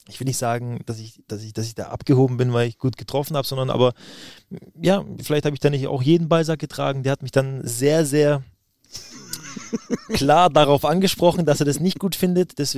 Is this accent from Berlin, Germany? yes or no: no; Stuttgart, Baden-Württemberg, Germany; Und ich bin Stuttgarter Junge, da ist der VfB die absolute Nummer eins. Und ähm, man ist auch, wenn man, wenn man Schwabe ist und in der Region aufwächst, ist man VfB-Fan